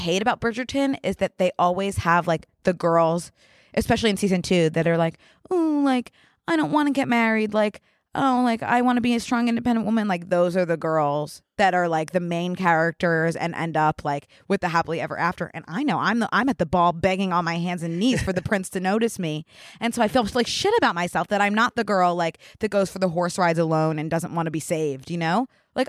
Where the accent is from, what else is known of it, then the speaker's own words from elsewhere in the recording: Philadelphia, Pennsylvania, United States; accent: Philadelphia; I've noticed my accent has changed since I moved here. I used to have like a really, really, like noticeable way of saying my A's, like from Philly.